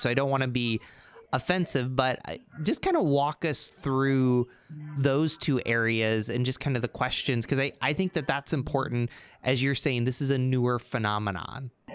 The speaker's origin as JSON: {"language": "English", "town": "Endicott", "region": "New York", "country": "United States", "tie": "born or raised there", "said": "I grew up in Endicott, New York, where IBM started"}